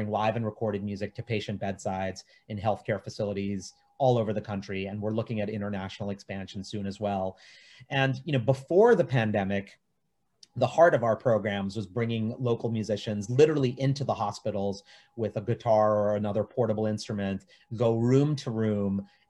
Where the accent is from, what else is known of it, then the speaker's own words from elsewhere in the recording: India; because it's also showing the world that like, as an Indian producer, I can do anything.